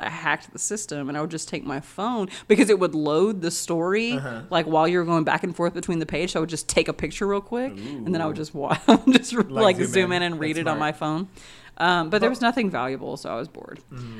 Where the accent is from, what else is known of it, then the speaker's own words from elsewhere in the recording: Texas, United States; We're from Texas, so we're too fat for the horses.